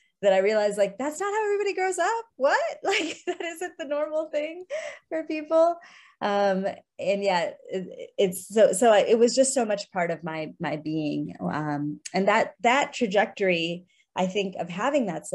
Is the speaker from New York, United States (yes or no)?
no; Chicago, Illinois, United States; I grew up in Chicago in the suburbs of the city as an immigrant kid. My parents are both from India